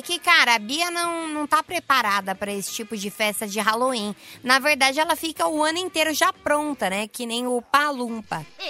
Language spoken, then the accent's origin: Portuguese; Guarulhos, São Paulo, Brazil; Eu sou de Guarulhos, aqui em São Paulo